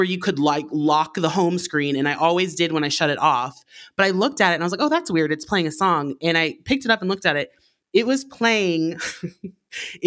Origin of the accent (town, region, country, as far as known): Eagle River, Alaska, United States; born or raised there; moved away